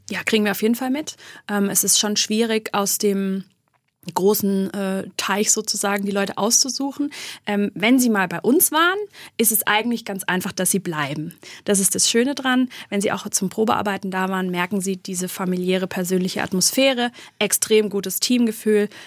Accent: Black Forest, Baden-Württemberg, Germany; bei uns im Schwarzwald

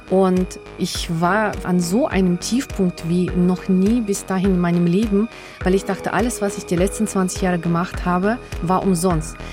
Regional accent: Germany; ich bin eine Deutsche mit finnischen Wurzeln, eben auch mit diesem Bezug zu Karelien, der finnischen Kultur und Sprache mit denen ich aufgewachsen bin, die mir auch sehr wichtig sind nach wie vor.

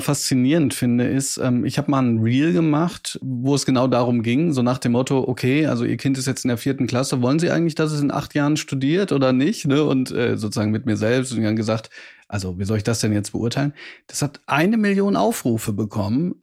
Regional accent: Bochum, North Rhine-Westphalia, Germany; dass ich auch aus Bochum komme

